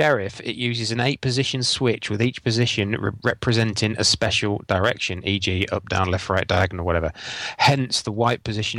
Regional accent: Yorkshire and the Humber, United Kingdom; I come from North Lincolnshire back down home south.

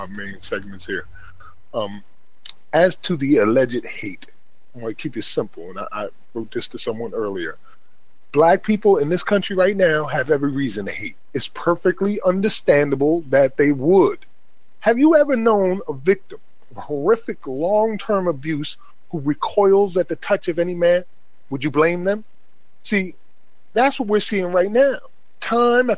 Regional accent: Paterson, New Jersey, United States; I was raised in Paterson, New Jersey, in a black neighborhood by black family

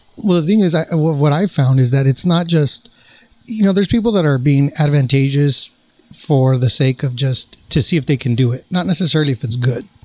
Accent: Placentia, California, United States; my hometown, nice Placentia, California

